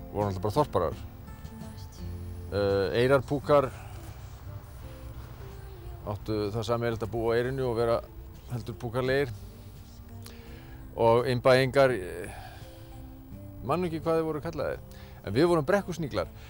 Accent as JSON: {"language": "Icelandic", "town": "Akureyri", "region": "Northeastern Region", "country": "Iceland", "tie": "born or raised there", "said": "þegar ég verið að alast upp á Akureyri"}